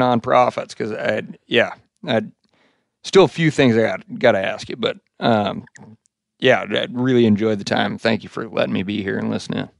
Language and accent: English; Montana, United States; growing up in Montana